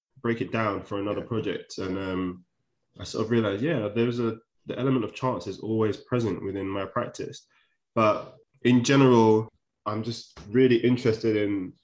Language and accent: English; London, United Kingdom; I grew up in Shepherd's Bush